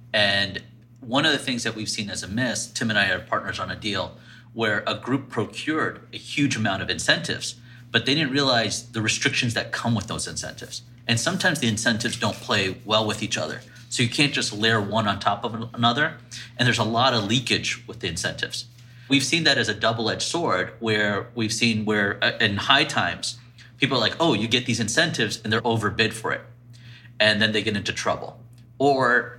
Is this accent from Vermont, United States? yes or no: no; Richmond, Virginia, United States; now in New York, United States; I grew up in Richmond, Virginia. I was born in New York, and I live in New York.